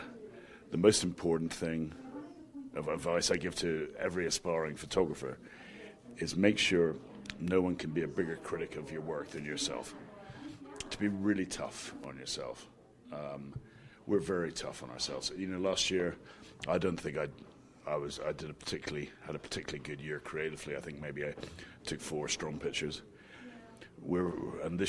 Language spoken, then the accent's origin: English; Scotland, United Kingdom; I'm Scottish